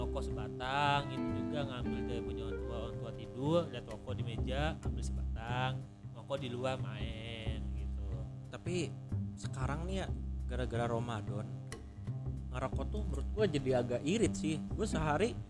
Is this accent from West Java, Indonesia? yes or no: yes; Majalengka, West Java, Indonesia; sampai gue nggak habis pikir ya di di daerah gua di Majalengka sampai polisinya